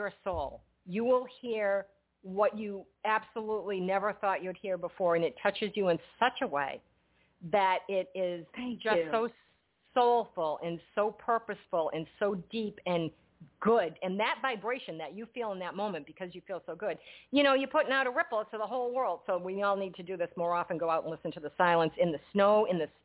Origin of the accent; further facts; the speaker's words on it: New England, United States; now in New Jersey, United States; I was born and brought up in New England, and I was transplanted to New Jersey unwillingly.